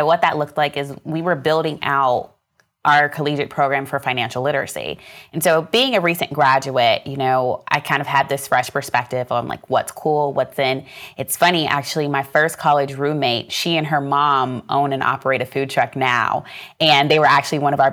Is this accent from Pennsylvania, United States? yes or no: no; Pinellas Park, Florida, United States; I was born and raised in Pinellas Park, Florida, which is right outside of the Tampa Bay, right outside of Tampa